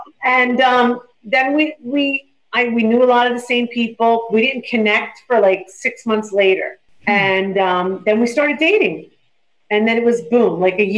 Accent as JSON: {"language": "English", "town": "Paterson", "region": "New Jersey", "country": "United States", "tie": "born or raised there", "also_born_or_lived": "Totowa, New Jersey / Franklin Lakes, New Jersey", "said": "No, we grew up in Patterson."}